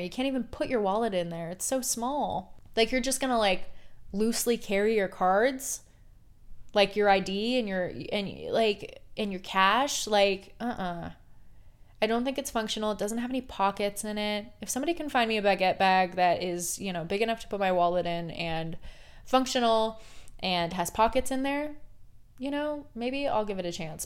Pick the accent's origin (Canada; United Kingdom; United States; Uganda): United States; Portland, Oregon; I grew up in Portland, Oregon